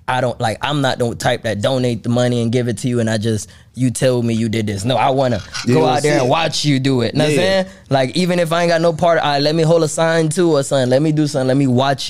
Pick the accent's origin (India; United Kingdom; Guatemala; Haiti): Haiti; now in United States; I was born in Haiti. Then I came here.